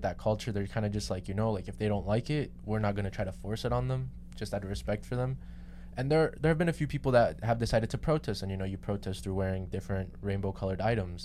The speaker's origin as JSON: {"language": "English", "country": "Colombia", "moved": "yes", "said": "I'm from Colombia"}